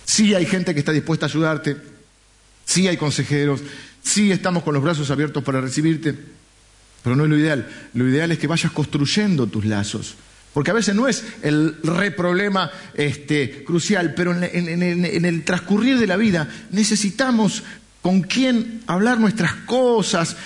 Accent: Argentina; yo soy argentino

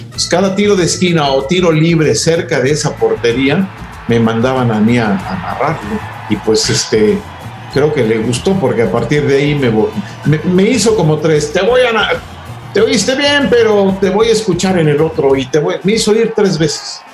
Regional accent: Mexico City, Mexico; yo de niño vivía en la Ciudad de México

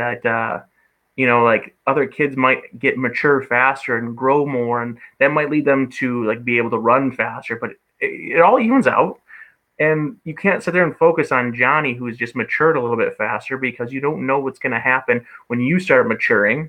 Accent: Michigan, United States; now in Fond du Lac, United States; I'm from Michigan

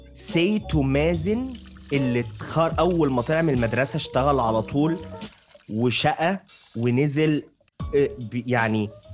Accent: Alexandria, Alexandria Governorate, Egypt; انا من اسكندريه

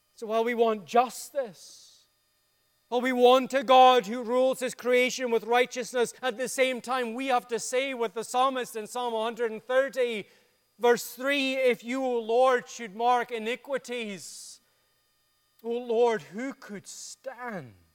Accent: Dundee, Scotland, United Kingdom; My hometown of Dundee in Scotland

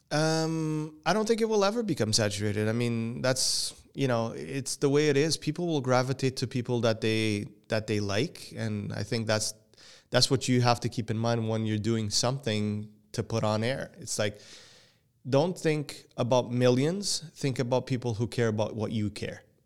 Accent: Portugal; first language Portuguese; English is a second language; now in Canada; even though I was born here, I was raised in Portugal and my English, English was second language to me, and it still is.

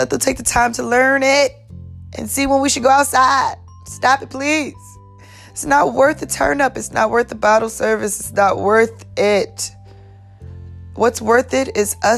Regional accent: New York City, New York, United States; now in Atlanta, United States; I am from NYC, born and raised, all day, Staten Island

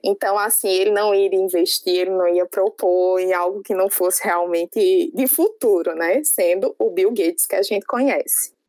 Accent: Paraíba, Brazil; accent: paraibano; now in Ceará, Brazil; Esse meu sotaquezinho é um sotaque paraibano mesmo, que veio para o Ceará

